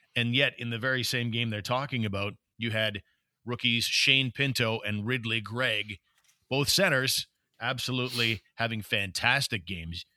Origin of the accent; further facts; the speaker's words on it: Canada; I'm a Canadian fan